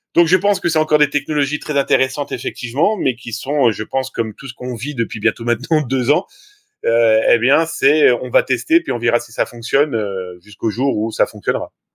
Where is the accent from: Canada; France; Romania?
France